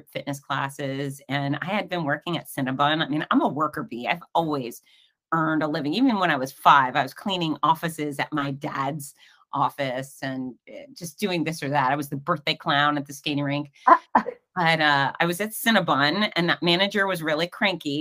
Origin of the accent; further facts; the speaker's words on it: Fort Lauderdale, Florida, United States; now in Gainesville, United States; I grew up in Fort Lauderdale